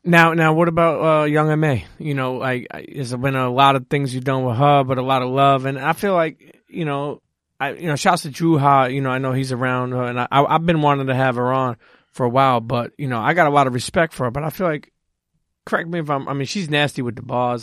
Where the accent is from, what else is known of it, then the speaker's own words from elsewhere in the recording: New York City, New York, United States; I'm from Brooklyn.